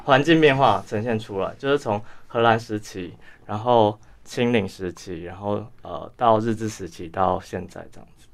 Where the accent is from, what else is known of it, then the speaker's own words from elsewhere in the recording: Tainan, Taiwan; moved away as an adult; also born or lived in Taipei; 我是来自，呃，台南，然后我出生台南。呃，我其实过去八年在台北读书，就是国北交大。嗯。然后大学是念文创系，啊，硕士是念艺术理论跟评论这个部分